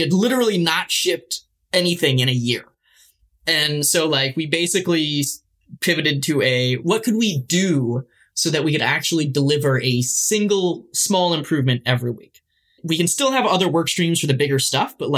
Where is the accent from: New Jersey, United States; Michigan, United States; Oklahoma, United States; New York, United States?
Michigan, United States; I grew up in Michigan